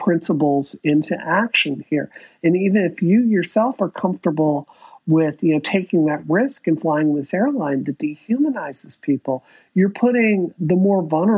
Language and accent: English; the South, United States; growing up in the South, a place with a lot of white supremacy